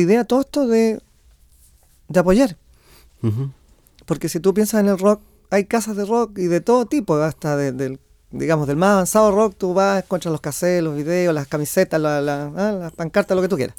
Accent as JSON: {"language": "Spanish", "town": "Quillota", "region": "Valparaíso", "country": "Chile", "tie": "born or raised there", "moved": "as an adult", "lives_now": "Santiago, Chile", "said": "yo soy de Quillota, yo nací en Quillota y, desde niño"}